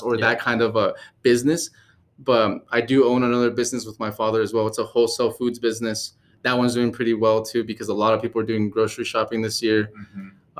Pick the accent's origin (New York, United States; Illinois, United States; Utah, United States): Utah, United States; also born or lived in California; i uh, was born in california but raised in utah so i'm more of a utah kid